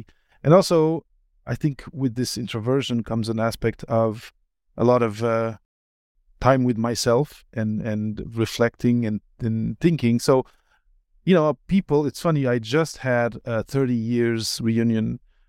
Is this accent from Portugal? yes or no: yes; Portugal; moved away as an adult; also born or lived in Belgium; I grew up partly in Belgium until I was 8, and then in Portugal until after university.